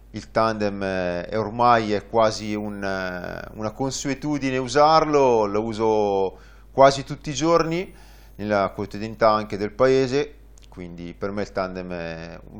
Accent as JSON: {"language": "Italian", "town": "Varese", "region": "Lombardy", "country": "Italy", "said": "sono di Varese, 39 anni"}